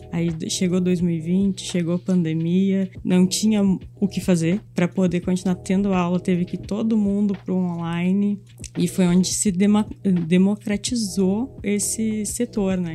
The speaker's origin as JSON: {"language": "Portuguese", "region": "north coast of Rio Grande do Sul", "country": "Brazil", "moved": "as an adult", "lives_now": "Porto Alegre, Brazil", "said": "Vim do litoral norte de, do Rio Grande do Sul para Porto Alegre estudar"}